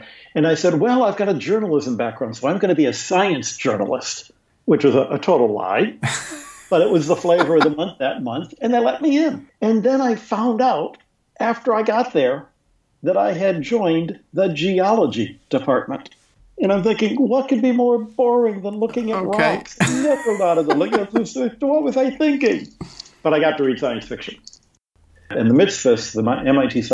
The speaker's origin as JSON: {"language": "English", "town": "Detroit", "region": "Michigan", "country": "United States", "tie": "born or raised there", "moved": "as an adult", "lives_now": "Vatican City", "said": "I'm originally from Detroit. I tell people I grew up north of Canada, which is true of that little part of Detroit where I used to live many years ago"}